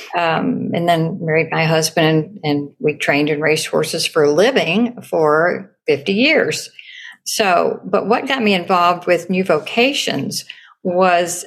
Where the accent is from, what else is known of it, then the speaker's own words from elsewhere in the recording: Kentucky, United States; I rode them when I was a kid growing up in Kentucky.